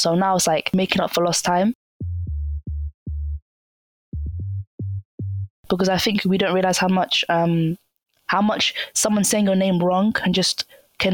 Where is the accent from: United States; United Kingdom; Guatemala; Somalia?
Somalia; Oh, yeah, you know, I'm from Somalia.